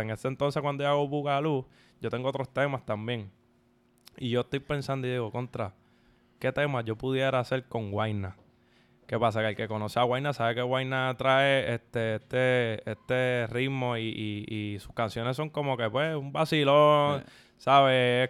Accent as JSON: {"language": "Spanish", "town": "San Juan", "country": "Puerto Rico", "said": "en el barrio de donde vengo, de Santurce"}